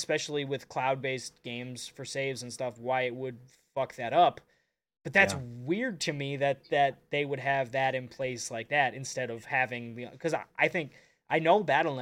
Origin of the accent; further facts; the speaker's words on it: Duluth, Minnesota, United States; I'm from Duluth